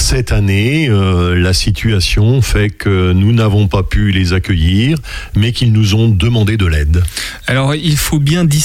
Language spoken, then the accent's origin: French; France; parce que nous sommes français